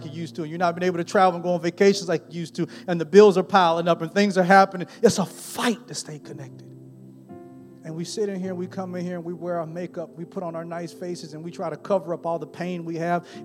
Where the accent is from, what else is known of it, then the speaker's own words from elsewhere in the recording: Newton, Mississippi, United States; I was born and raised in Newton, Mississippi, a little bit small town.